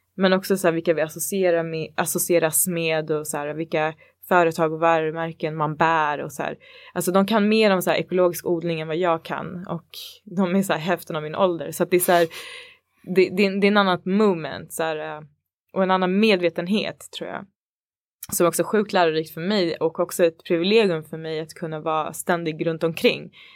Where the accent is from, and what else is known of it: Botkyrka, Stockholm County, Sweden; born or raised there; moved away as an adult; now in Stockholm, Sweden